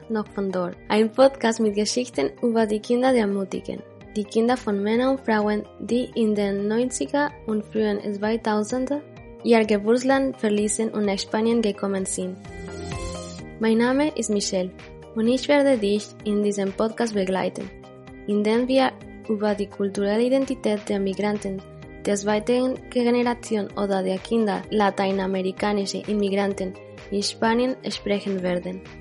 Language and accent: German; Quito, Pichincha, Ecuador; born there; Ich bin in Quito geboren, der Hauptstadt Ecuadors, einem Land im Nordosten Südamerikas